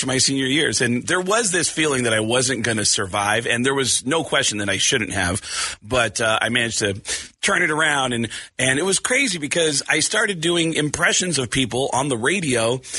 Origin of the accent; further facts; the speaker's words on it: Arizona, United States; moved away; I grew up here in Arizona. Well, my formative years were here in Arizona.